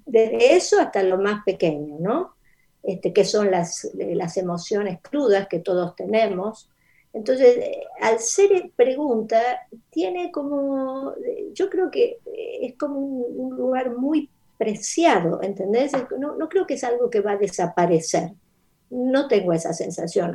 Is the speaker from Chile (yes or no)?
no; Mendoza, Argentina; first language Spanish; moved away; also born or lived in Rosario / United States; viví en Mendoza, eso es la, respuesta es que mi infancia es en Mendoza.